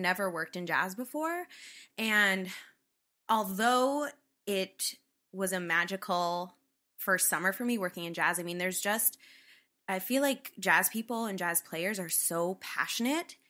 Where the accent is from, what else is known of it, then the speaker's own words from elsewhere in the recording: Northwest Connecticut, United States; I grew up in Northwest Connecticut.